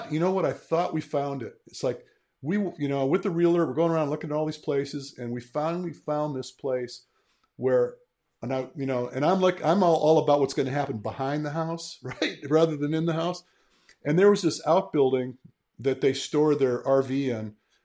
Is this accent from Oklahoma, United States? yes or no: no; Michigan, United States; I'm a Midwestern boy myself. I'm from Michigan. I don't know if you guys knew that, but mm-hmm. I was born and raised in Michigan.